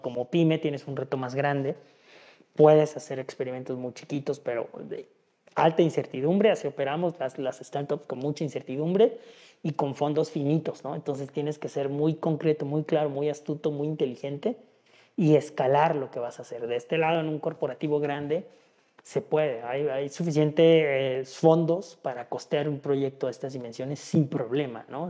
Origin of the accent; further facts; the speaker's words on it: Oaxaca, Mexico; moved away as an adult; now in Guadalajara, Mexico; yo soy de Oaxaca, yo nací en Oaxaca, Llevo ya cerca de nueve años aquí en Guadalajara